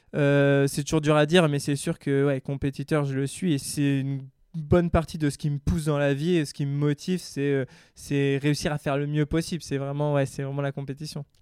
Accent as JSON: {"language": "French", "town": "Grenoble", "region": "Auvergne-Rhône-Alpes", "country": "France", "also_born_or_lived": "California", "moved": "as an adult", "said": "je suis grenoblois. Euh, je viens des, montagnes, on va dire, dans la, dans la Chartreuse, juste au-dessus de Grenoble"}